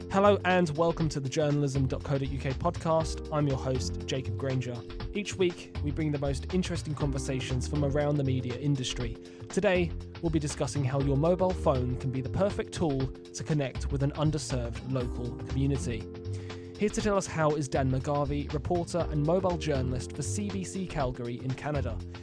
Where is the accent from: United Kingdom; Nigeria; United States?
United Kingdom; as a British journalist